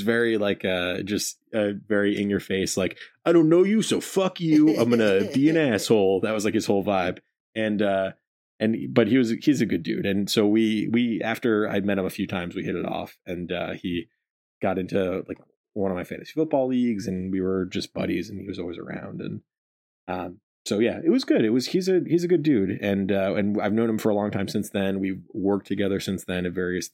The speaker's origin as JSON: {"language": "English", "region": "Rhode Island", "country": "United States", "tie": "born or raised there", "said": "I grew up in Rhode Island"}